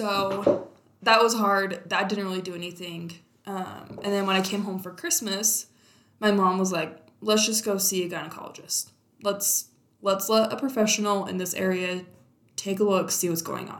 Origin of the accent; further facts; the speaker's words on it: Utah, United States; moved away as an adult; also born or lived in California; growing up in Utah